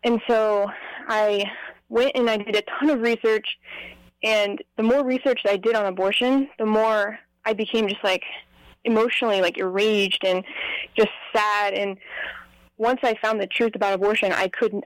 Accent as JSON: {"language": "English", "town": "Las Vegas", "region": "Nevada", "country": "United States", "said": "I'm from Las Vegas, Nevada"}